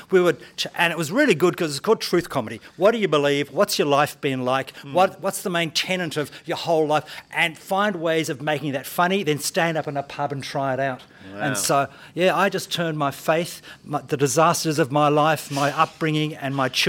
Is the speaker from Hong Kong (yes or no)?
yes; Hong Kong; born there; I was brought up in a Christian family. My parents actually were missionaries. I was born in Hong Kong.